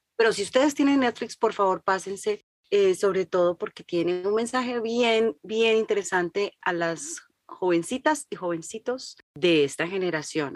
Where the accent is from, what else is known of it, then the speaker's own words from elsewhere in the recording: Colombia; moved away as an adult; now in United States; yo nací en Colombia y me crié como colombiana y a los 25 años me vine a vivir a Estados Unidos